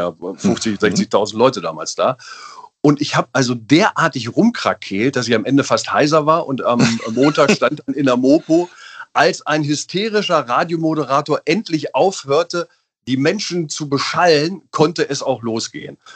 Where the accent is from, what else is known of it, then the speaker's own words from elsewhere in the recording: Einbeck, Lower Saxony, Germany; born there; Ich bin ja in der Bierstadt geboren.